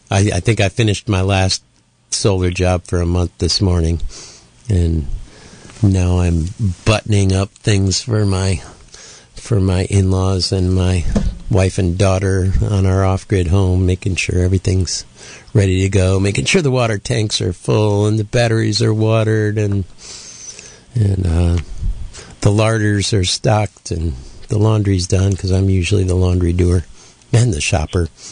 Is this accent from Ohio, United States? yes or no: yes; Oberlin, Ohio, United States; moved away; my hometown of Oberlin, Ohio